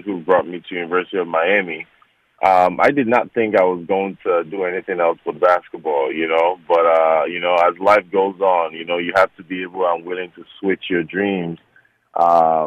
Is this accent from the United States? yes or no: no; Nigeria; moved away; growing up in Nigeria, you know, your parents don't care about sports